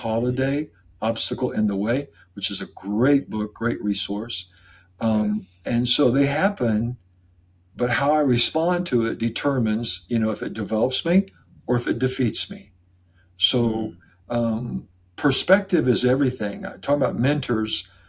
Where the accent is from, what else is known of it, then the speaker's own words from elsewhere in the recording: Iowa, United States; moved away as an adult; now in St. Peters, United States; We came from Iowa. We grew up together, Kim